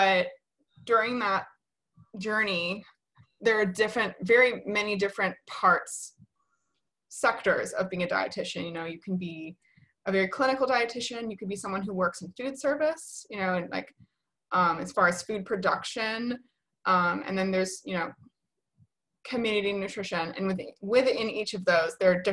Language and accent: English; Atlanta, Georgia, United States; I work in Atlanta. I'm from Atlanta.